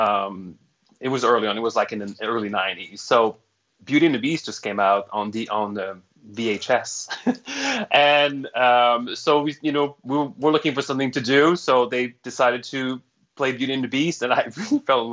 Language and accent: English; Montreal, Quebec, Canada; first language French; English is a second language; moved away as an adult; also born or lived in Toronto / Orlando; now in Atlanta, United States; I'm Canadian. I'm from Montreal. So I'm French Canadian, and being raised in Montreal, your first language is French